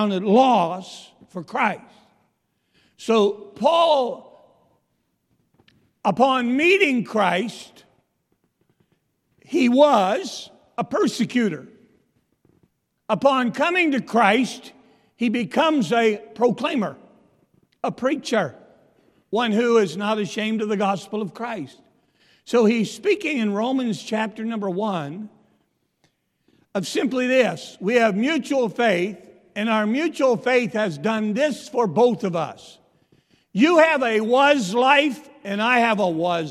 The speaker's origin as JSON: {"language": "English", "region": "Pennsylvania", "country": "United States", "moved": "yes", "said": "I'm from Pennsylvania"}